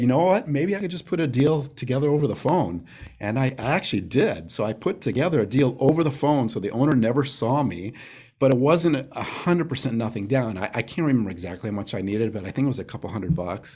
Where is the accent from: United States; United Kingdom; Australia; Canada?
United States; Phoenix, Arizona; also born or lived in Las Vegas; I was born and raised in Phoenix